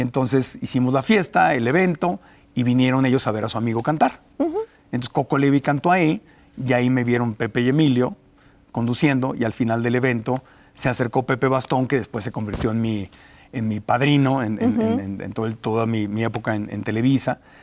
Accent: Tijuana, Baja California, Mexico; moved away as an adult; also born or lived in Mexico City; Tijuana. Ah, con razón te oí un acento

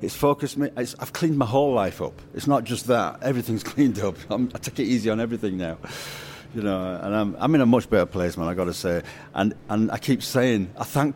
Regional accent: Leeds, Yorkshire and the Humber, United Kingdom; I grew up in Leeds in a Jamaican neighborhood.

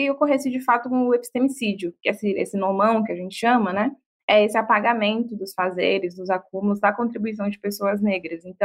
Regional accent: Bahia, Brazil; sou baiana, sou mulher preta.

